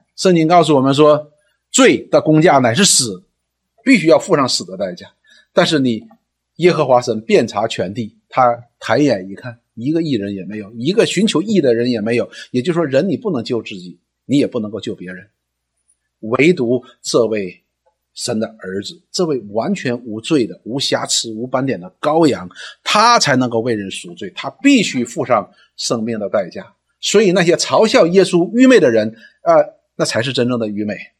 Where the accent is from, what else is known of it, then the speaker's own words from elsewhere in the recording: China; 我们中文人